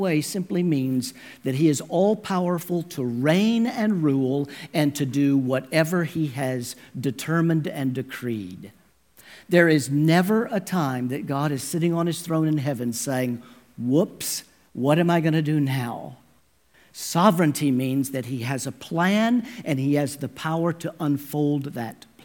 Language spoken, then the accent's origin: English; Dallas, Texas, United States; I am a native Texan, born and raised in the Dallas area